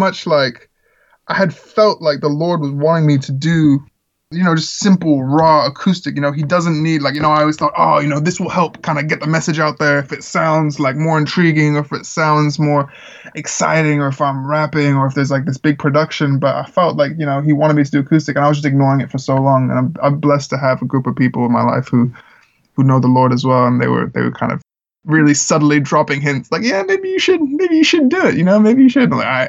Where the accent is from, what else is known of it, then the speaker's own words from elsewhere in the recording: Czechia; You know, I grew up in the Czech Republic where there's a lot of like American missionaries, and my family and I weren't missionaries